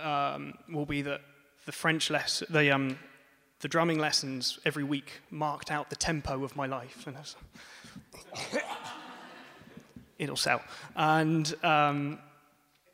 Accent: France; moved away; also born or lived in Bath, United Kingdom; as you can tell from my accent, I grew up in France.

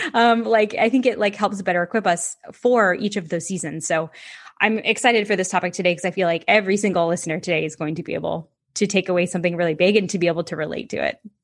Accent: Ocala, Florida, United States; Ocala, Central Florida.

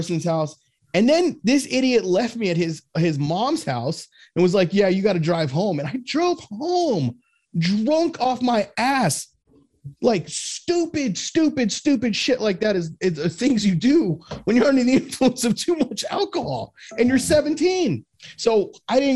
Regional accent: Fort Lauderdale, Florida, United States; I grew up in Fort Lauderdale

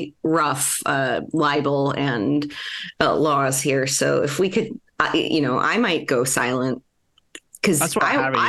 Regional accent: United States; As an American

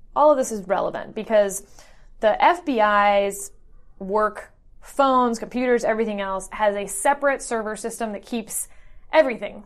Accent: about an hour outside of Houston, Texas, United States; moved away as an adult; also born or lived in Northwestern University (Illinois); I grew up in uh, about an hour outside of Houston, and I'm very Texan

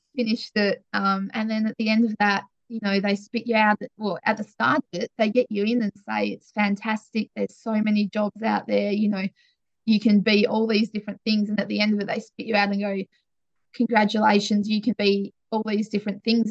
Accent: Wiley, Western Australia, Australia; also born or lived in Perth; now in York, Australia; We absolutely loved growing up in Wiley

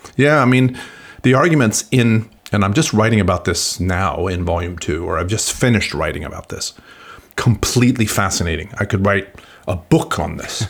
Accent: Sweden; moved away; I'm originally from Sweden

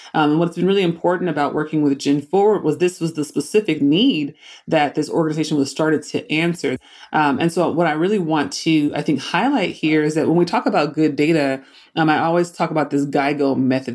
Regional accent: Oakland, California, United States; I grew up in Oakland, California.

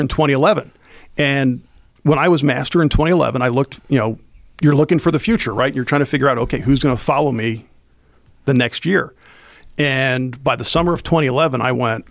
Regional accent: Elizabethtown, Pennsylvania, United States; when I was a kid growing up, I grew up actually right outside of Elizabethtown

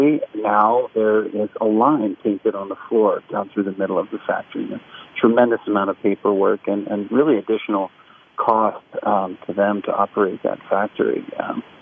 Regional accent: Maine, United States; born or raised there

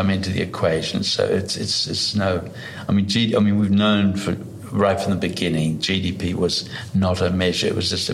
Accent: Blue Mountains, Sydney, New South Wales, Australia; also born or lived in East Germany; We basically left Germany, Eastern Germany, and came to Australia. And basically, we were living in the Blue Mountains in Sydney. I grew up in, and basically, I just then grew up in the bush

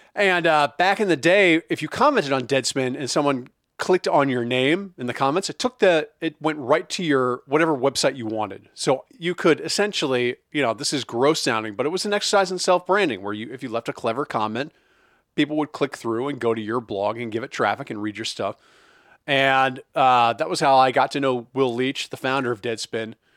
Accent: Midwest, United States; I grew up in the Midwest too, so as a Midwestern goy

